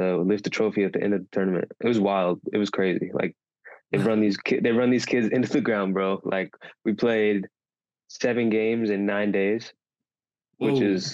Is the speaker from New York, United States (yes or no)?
no; Texas, United States; moved away as an adult; also born or lived in Oklahoma; born in Oklahoma, actually, but I grew up in Texas